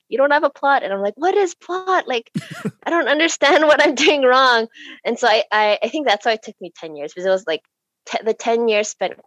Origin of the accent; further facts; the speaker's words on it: Canada; growing up in Canada